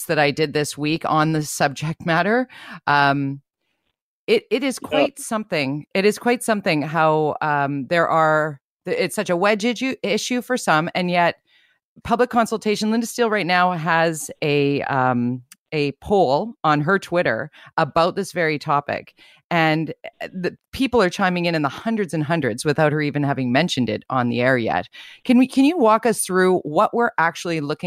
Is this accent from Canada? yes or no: yes; Vancouver, British Columbia, Canada; I'm born and raised in Vancouver, but my family lives out in Tawasin